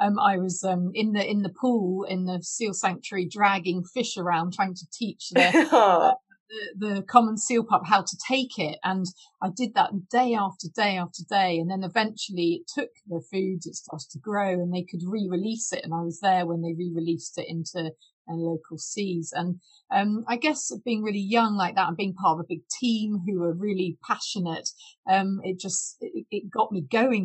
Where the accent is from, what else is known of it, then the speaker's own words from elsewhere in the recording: Cornwall, South West England, United Kingdom; now in Fife, United Kingdom; I grew up in Cornwall.